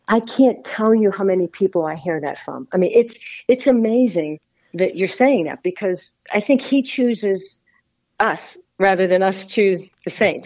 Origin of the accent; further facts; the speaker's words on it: Pittsburgh, Pennsylvania, United States; in Pittsburgh, Pennsylvania, which is my hometown